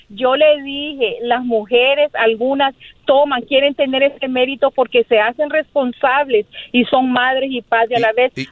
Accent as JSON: {"language": "Spanish", "country": "Nicaragua", "said": "Yo soy nicaragüense."}